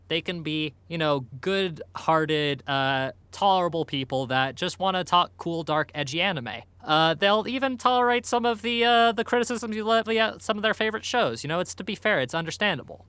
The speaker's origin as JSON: {"language": "English", "country": "United States", "said": "I'm American"}